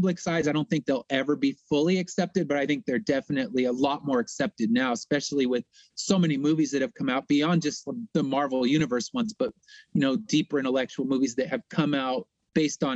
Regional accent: Inland Empire, Southern California, United States; I'm from Southern California in the Inland Empire

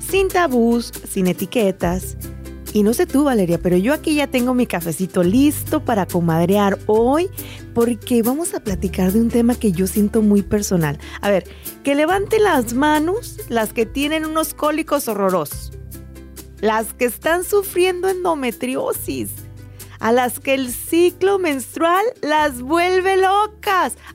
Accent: Mexico; En México también, así le decimos.

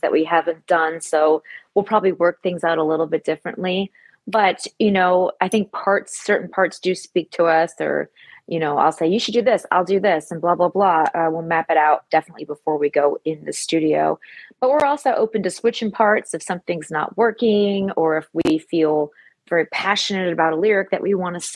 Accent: Michigan, United States; now in Los Angeles, United States; I grew up in Michigan.

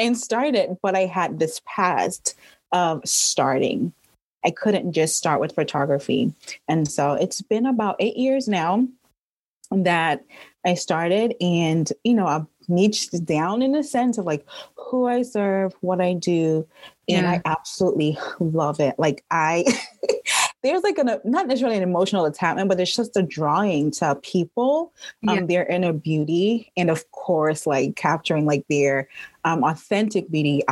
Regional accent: Trinidad & Tobago; now in Atlanta, United States; I am originally from Trinidad and Tobago. So I've been living in Atlanta for almost 20 years

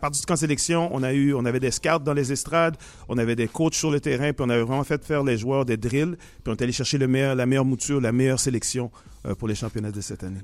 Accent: Laval, Quebec, Canada; ici à Montréal, chez nous, à Laval

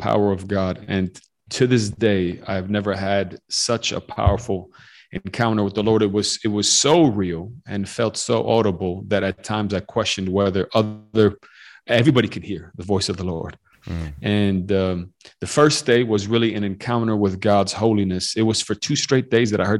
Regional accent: Chicago, Illinois, United States; also born or lived in Western Romania; I grew up in the U.S., grew up in Chicago

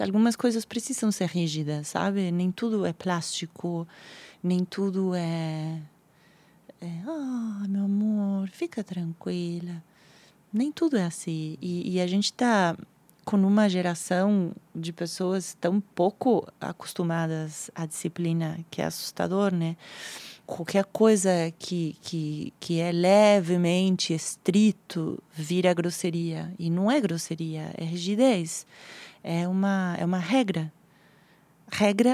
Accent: Argentina; Portuguese is a second language; now in Brazil; eu sou argentina

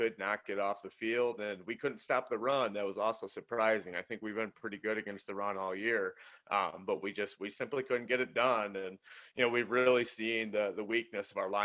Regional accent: New York, United States; I'm from New York

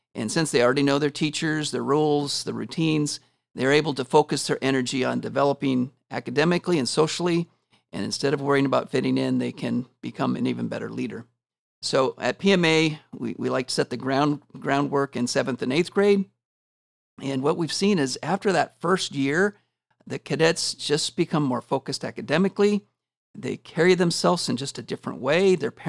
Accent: Washington, United States; now in Porterville, United States; So I grew up in Washington State and have lived in several states prior to moving to California. I've been in Porterville for 6 years now

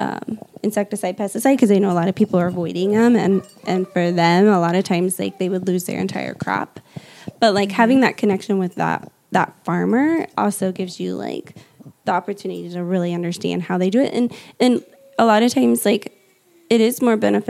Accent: Indiana, United States; moved away as an adult; also born or lived in California; I'm from Indiana. Like I literally was probably smoked out with like Roundup because I'm surrounded by farm where I grew up

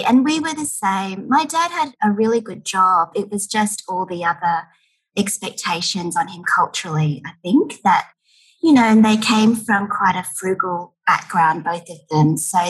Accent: Ipswich, Queensland, Australia; moved away as an adult; I grew up in Ipswich, which is a satellite city to Brisbane.

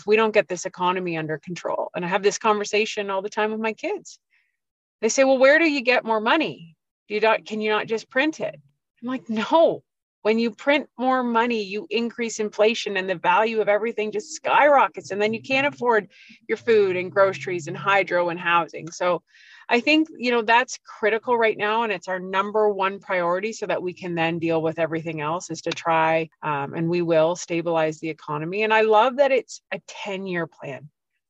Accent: Peterborough, Ontario, Canada; I grew up here. I was raised here

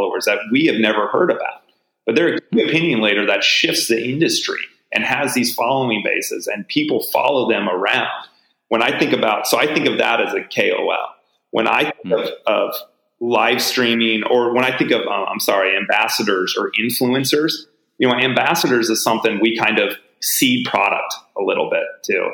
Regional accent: United States; as an American living in the US

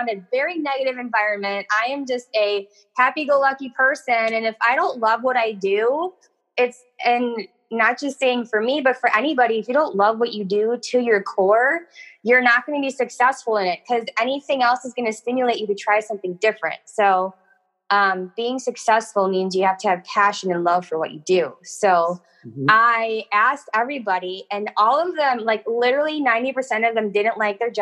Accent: Wisconsin, United States; moved away as an adult; also born or lived in Milwaukee, Wisconsin; when I was 22, I moved from Wisconsin to St. Louis

